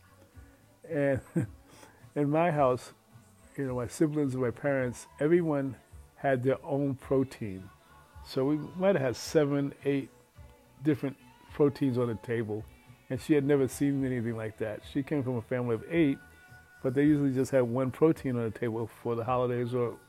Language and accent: English; New York City, New York, United States; growing up in Red Fern Projects